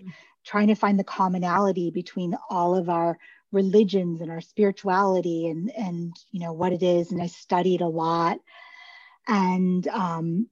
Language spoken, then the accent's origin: English; Beverly Hills, California, United States; moved away; also born or lived in Detroit; I grew up in Beverly Hills